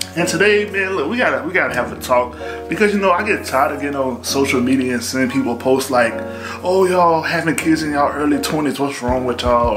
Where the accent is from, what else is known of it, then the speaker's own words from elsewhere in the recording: the South, United States; I'm from the South, real old school